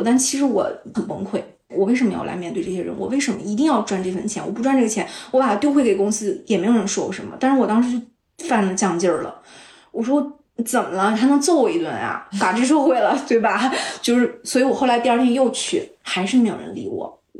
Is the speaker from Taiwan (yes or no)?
no; Northeast China, China; 可能就是我是东北人爱啃骨头